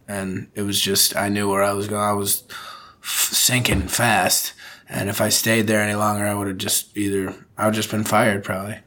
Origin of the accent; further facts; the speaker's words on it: United States; moved away as an adult; also born or lived in Liverpool / Birkenhead; now in Japan; as an American